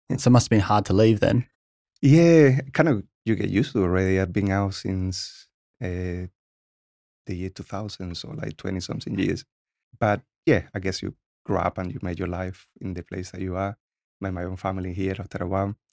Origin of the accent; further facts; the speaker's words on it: Cuba; English is a second language; now in United States; So like every other kid, I have a lot of freedom there. So in Cuba, the actual kids are like king.